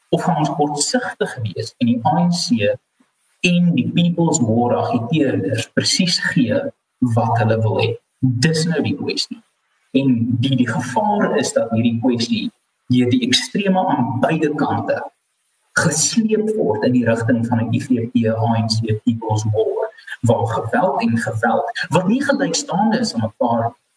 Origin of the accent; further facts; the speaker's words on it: South Africa; ons eie koste as wit Suid-Afrikaners